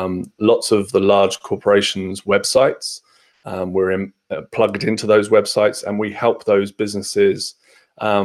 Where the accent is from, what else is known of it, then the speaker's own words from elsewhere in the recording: Fareham, South East England, United Kingdom; moved away as an adult; now in Bournemouth, United Kingdom; So I'm originally from Hampshire, in a place called Fareham, which is between Portsmouth and Southampton for the first 18 years of my life